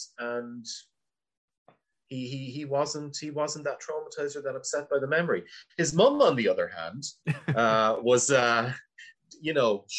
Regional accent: Wexford, Leinster, Ireland; I grew up in Wexford

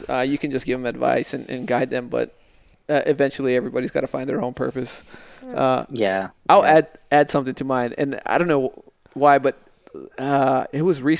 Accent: El Paso, Texas, United States; moved away; I'm from El Paso, Texas

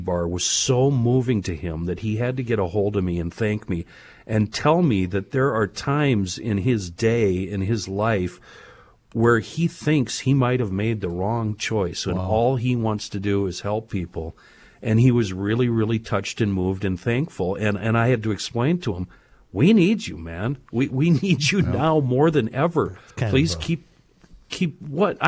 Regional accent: Douglas County, Minnesota, United States; my hometown here

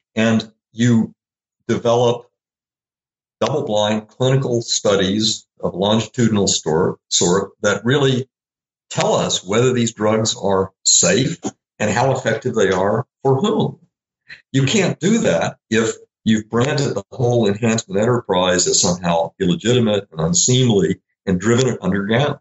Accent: Little Rock, Arkansas, United States; I grew up in Little Rock, Arkansas

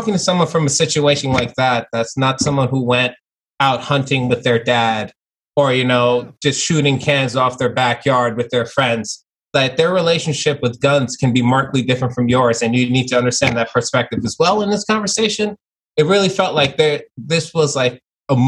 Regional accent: New York City, New York, United States; also born or lived in Long Island; I was born in Flatbush, Brooklyn. And then I moved to Long Island

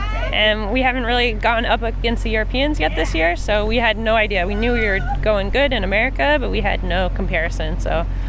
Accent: California, United States; being in my home state, like I drove in.

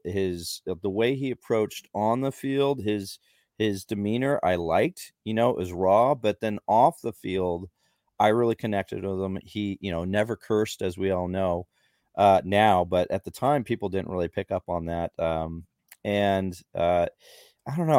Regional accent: San Diego, California, United States; moved away as an adult; also born or lived in Los Angeles; I grew up in San Diego

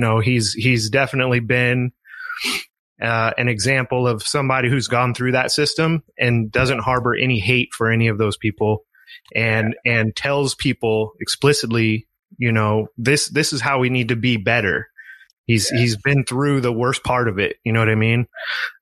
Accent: East Oakland, Ramona, Southern California, United States; We moved from East Oakland to Ramona

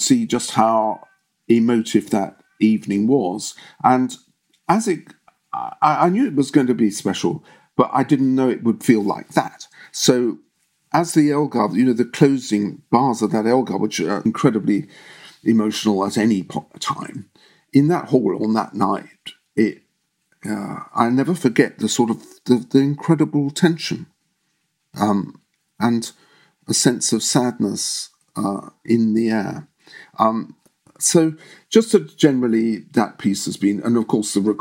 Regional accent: London, United Kingdom; when I was growing up in London

